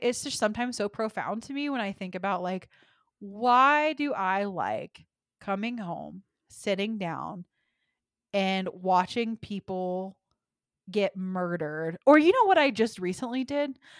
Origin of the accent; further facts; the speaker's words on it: Dallas, Texas, United States; I'm from Dallas, and we had Six Flags over Texas and Arlington, so that's the one that I grew up